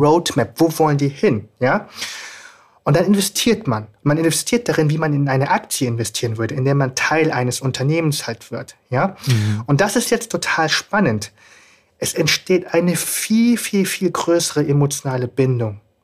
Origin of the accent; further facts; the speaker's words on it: Germany; Ich bin in Deutschland aufgewachsen